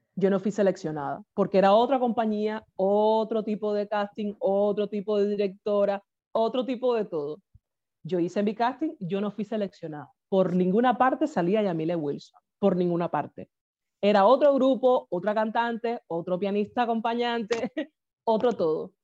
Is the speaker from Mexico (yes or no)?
no; Havana, Cuba; moved away as an adult; now in Vila-seca, Spain; yo nací en La Habana, en el cerro